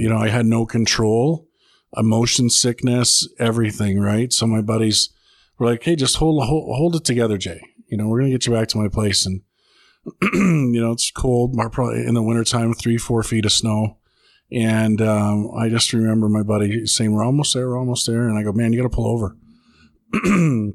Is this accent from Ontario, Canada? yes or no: no; Edmonton, Alberta, Canada; born and raised in Edmonton, Alberta